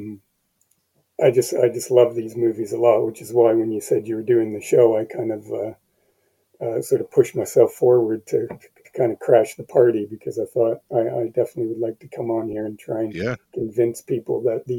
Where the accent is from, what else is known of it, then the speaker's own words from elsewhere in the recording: Canada; now in United Kingdom; I live in the UK now, but I'm originally from Canada